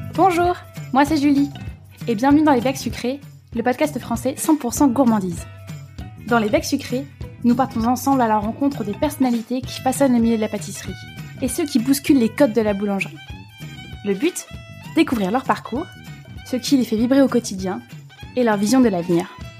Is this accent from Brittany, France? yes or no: no; Alsace, Grand Est, France; je suis alsacienne